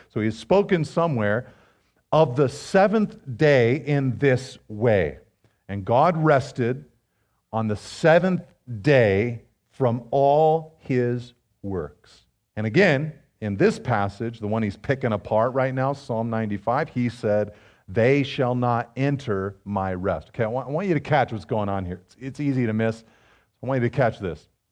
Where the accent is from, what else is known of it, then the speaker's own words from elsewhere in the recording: Pacific Grove, California, United States; I was growing up in Pacific Grove, of all places, you know, the butterfly capital of the world